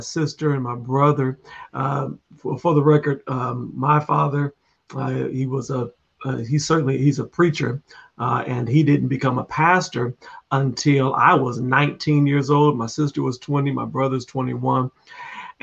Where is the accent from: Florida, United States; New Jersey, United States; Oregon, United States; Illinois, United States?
Illinois, United States; Peoria; I'm from Peoria, Illinois, which is 2.5 hours south of Chicago